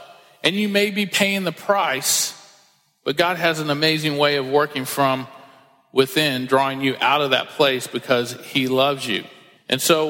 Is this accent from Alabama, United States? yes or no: no; Texas, United States; I was born in Texas